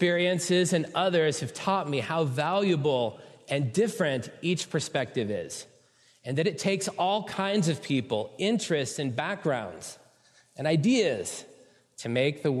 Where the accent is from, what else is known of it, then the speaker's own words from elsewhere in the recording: San Francisco Bay Area, California, United States; I was born and raised in the San Francisco Bay Area.